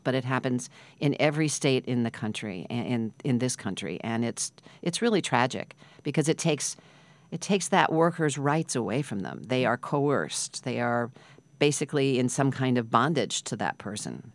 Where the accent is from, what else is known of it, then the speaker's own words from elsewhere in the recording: Midwest, United States; now in New York, United States; I grew up in the Midwest